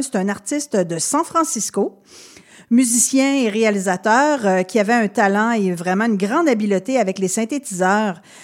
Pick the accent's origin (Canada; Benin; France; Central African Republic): Canada; Quebec City, Quebec; je viens de Québec